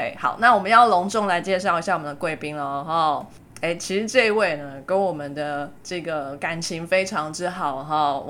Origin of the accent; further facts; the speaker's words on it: Taiwan; 说到海鲜呢，身为台湾人就不能不想到热炒店的海鲜最新鲜，对不对？